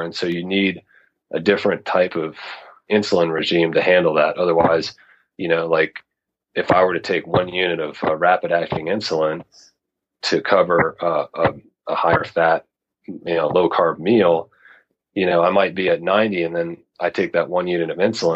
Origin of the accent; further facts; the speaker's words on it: Knoxville, Tennessee, United States; now in Mountain West, United States; I actually grew up in uh, in, in Tennessee, so I'm originally from the South